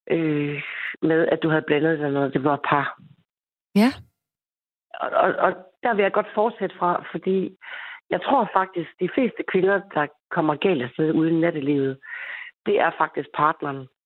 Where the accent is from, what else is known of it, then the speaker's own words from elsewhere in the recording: Aarhus, Central Denmark Region, Denmark; Jeg er 21-22 år gammel, og øh, jeg var fra Aarhus